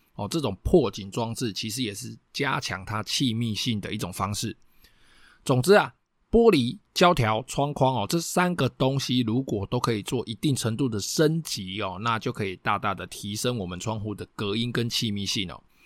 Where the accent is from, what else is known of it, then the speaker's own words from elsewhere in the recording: Taiwan; 我们台湾人喜欢装的一些铁窗